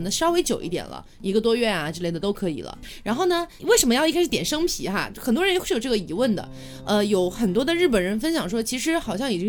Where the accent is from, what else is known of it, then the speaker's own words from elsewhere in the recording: China; 什么叫我们那边？ 不是不是？ 我是中国人。